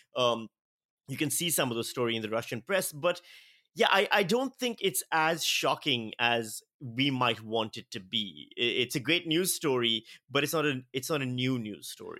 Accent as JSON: {"language": "English", "country": "Australia", "said": "As an Australian citizen"}